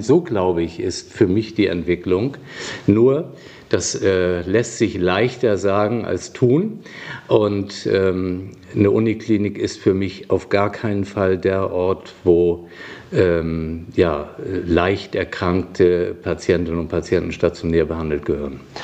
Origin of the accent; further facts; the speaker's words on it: Flensburg, Schleswig-Holstein, Germany; moved away as an adult; also born or lived in Kiel; now in Essen, Germany; 1958 geboren in Flensburg, ein richtiges Nordlicht